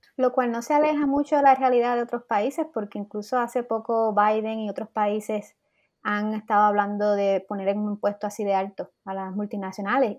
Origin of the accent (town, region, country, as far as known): Puerto Rico